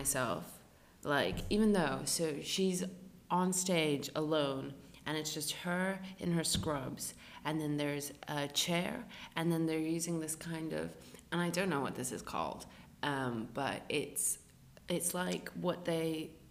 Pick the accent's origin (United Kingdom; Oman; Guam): United Kingdom; Because we're British actually people just assholes.